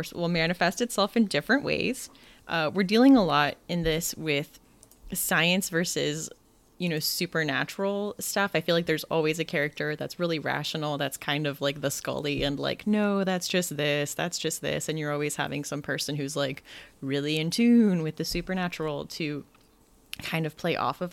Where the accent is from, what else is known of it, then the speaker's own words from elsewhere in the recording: United States; I think being American, sometimes like I don't think about other cultures